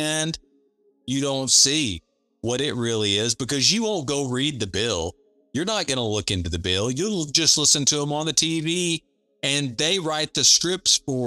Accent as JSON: {"language": "English", "country": "United States", "said": "we as the American people"}